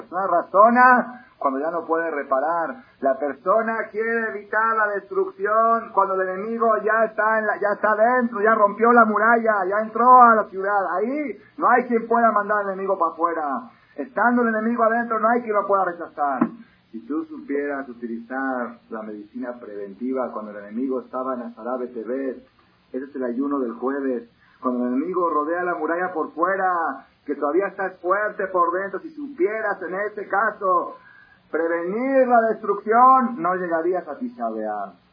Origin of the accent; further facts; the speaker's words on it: Buenos Aires, Argentina; born there; En Buenos Aires, en Argentina, país donde yo nací, la familia de nosotros, la familia …, era símbolo de familia religiosa.